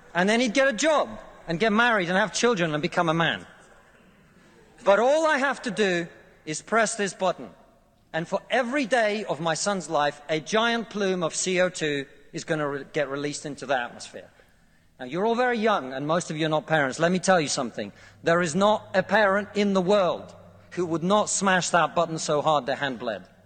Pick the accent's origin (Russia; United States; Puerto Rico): Russia; now in United Kingdom